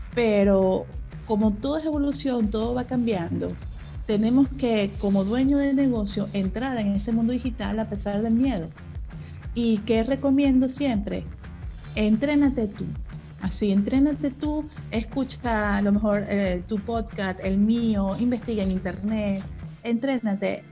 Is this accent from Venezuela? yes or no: yes; Venezuela; now in Mexico; Yo soy venezolana.